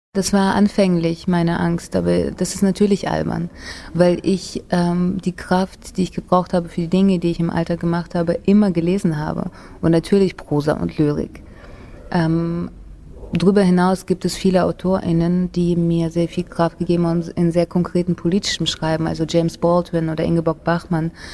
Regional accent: Russia; moved away; also born or lived in Germany / Istanbul, Turkey; Ich bin in Russland geboren und aufgewachsen

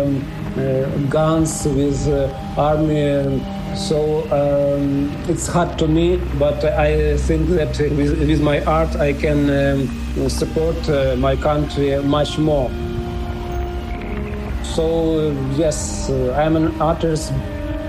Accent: Dnipro, Dnipropetrovsk Oblast, Ukraine; English is a second language; I am from Dnipro, Ukraine.

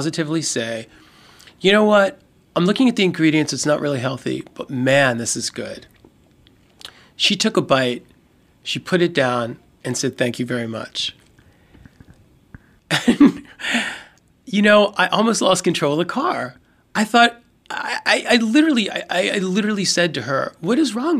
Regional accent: Baltimore, Maryland, United States; I'm from Baltimore, and as with a lot of old-school Baltimoreans

